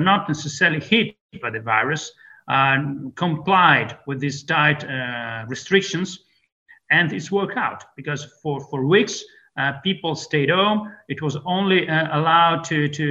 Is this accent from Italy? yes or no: yes; Venice, Veneto, Italy; English is a second language; moved away as an adult; now in United States; I'm a Venetian native. In my hometown, Venice